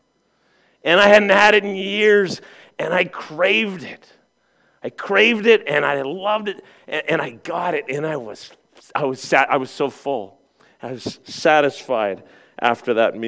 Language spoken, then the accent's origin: English; Southern Ontario, Canada; moved away; I grew up in Southern Ontario